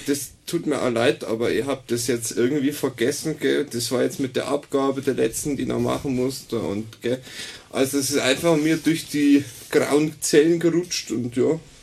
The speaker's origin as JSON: {"language": "German", "town": "Augsburg", "region": "Bavaria", "country": "Germany", "moved": "yes", "said": "Also ich komme ursprünglich aus dem schönen Bayern ähm, ich bin aus Augsburg"}